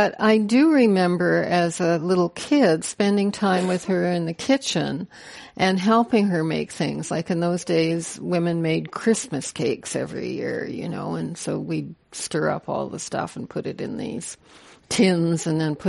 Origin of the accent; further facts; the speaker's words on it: Canada; I am a Canadian